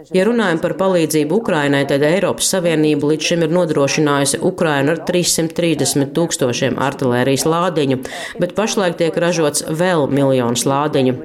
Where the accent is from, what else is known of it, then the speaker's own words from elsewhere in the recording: Malta; es nāku no Maltas, kas saskaņā ar konstitūciju ir neitrāla valsts